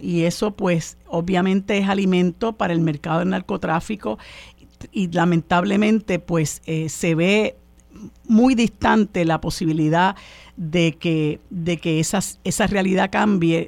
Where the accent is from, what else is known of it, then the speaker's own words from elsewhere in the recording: Puerto Rico; nosotros los puertorriqueños y puertorriqueñas